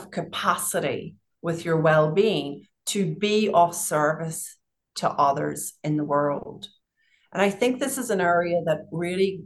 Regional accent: Northern Ireland, United Kingdom; moved away; I grew up in Northern Ireland

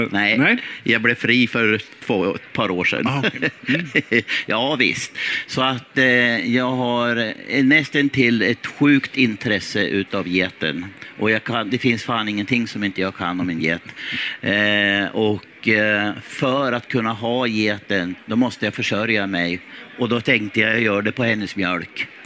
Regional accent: Skärvången, Jämtland, Sweden; Eller ja, i eh, det kan man nästan säga. Min pappa är född där tillsammans med, med åtta andra syskon.

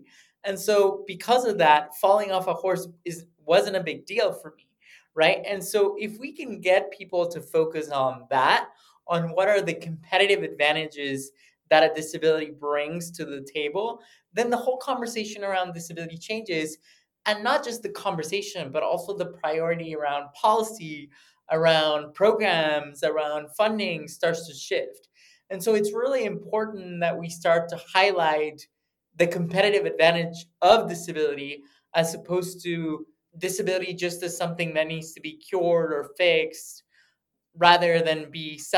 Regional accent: United States; born there; So I was born in the States actually by accident. My parents were shopping. They're both from Mexico, and they were shopping for baby stuff.

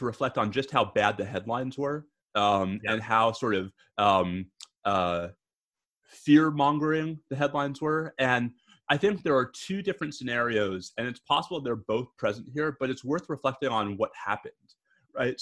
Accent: New York, United States; now in Austin, United States; my home state of New York

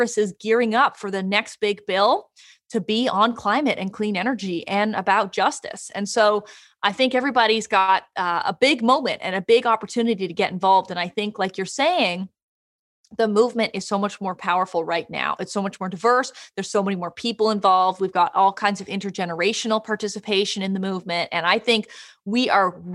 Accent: Canada; I am from Canada

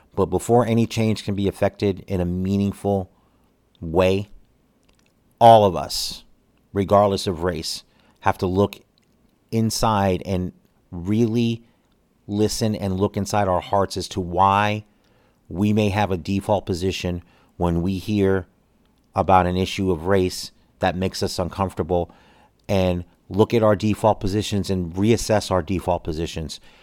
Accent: United States; one American

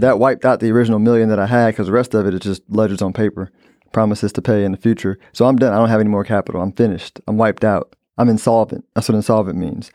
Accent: United States; I'm an American

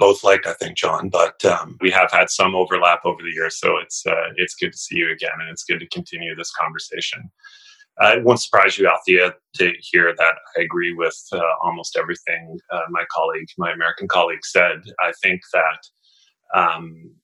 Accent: Canada; as a Canadian, and I should say that I'm speaking as a Canadian citizen

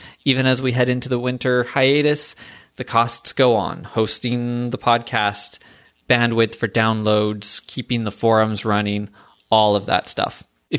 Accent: Pacific Northwest, United States; yes, I'm from the Pacific Northwest.

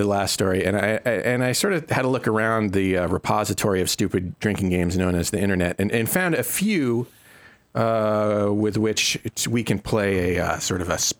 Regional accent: Northeast, United States; I am from the Northeast.

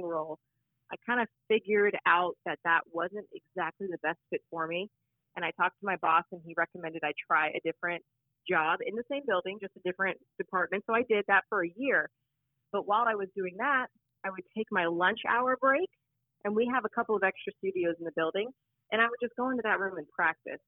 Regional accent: Phoenix, Arizona, United States; I'm from Phoenix. I'm born and raised here

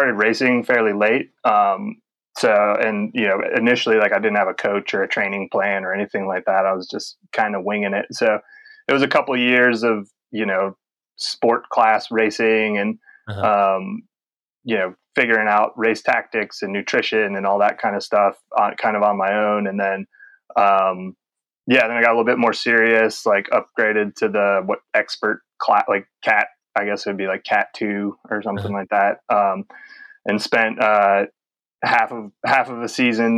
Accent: Charlotte, North Carolina, United States; I grew up in Charlotte, North Carolina.

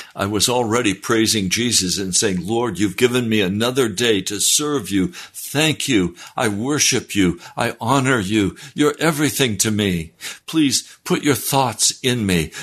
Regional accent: the West, United States; I was raised in the West

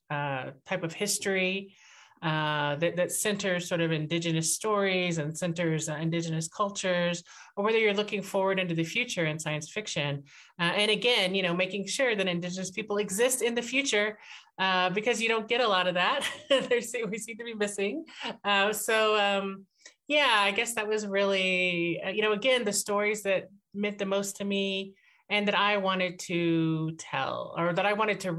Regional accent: Fort Worth, Texas, United States; I grew up in Fort Worth, Texas

